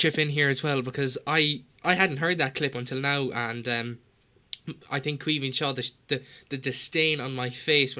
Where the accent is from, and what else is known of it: Ireland